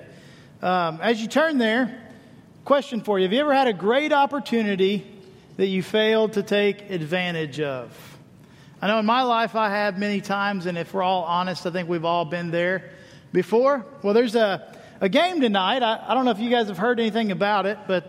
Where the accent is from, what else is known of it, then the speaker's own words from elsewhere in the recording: Missouri, United States; I grew up in Missouri